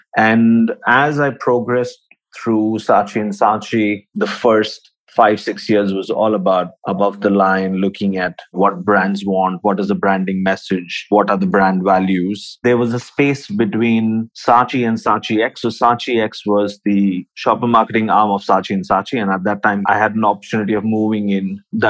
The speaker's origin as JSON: {"language": "English", "town": "Visakhapatnam", "region": "Andhra Pradesh", "country": "India", "tie": "born or raised there", "also_born_or_lived": "Pune, India", "moved": "as an adult", "lives_now": "Dubai, United Arab Emirates", "said": "Originally, I'm from India. Born and brought up in a small town down south called Vishakhapatnam"}